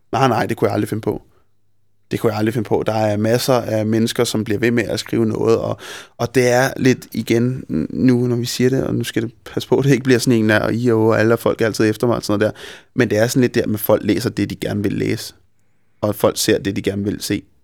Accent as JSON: {"language": "Danish", "town": "Copenhagen", "region": "Capital Region of Denmark", "country": "Denmark", "said": "jeg er simpelthen for meget københavner"}